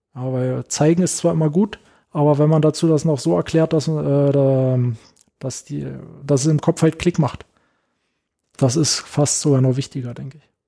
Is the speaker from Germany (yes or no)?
yes; Werder, Brandenburg, Germany; moved away as an adult; also born or lived in Potsdam; now in Berlin, Germany; ich komme ja nicht aus Berlin, ähm, sondern in äh, Potsdam geboren und dann haben wir in Werder gelebt